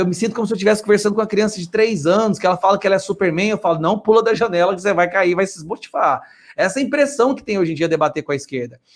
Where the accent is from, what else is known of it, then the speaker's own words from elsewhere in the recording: Goiás, Brazil; eu sou de Goiás